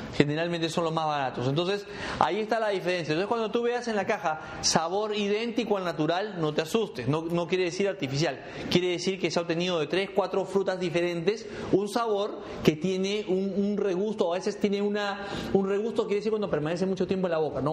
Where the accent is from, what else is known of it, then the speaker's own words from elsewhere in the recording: Peru; moved away; mi país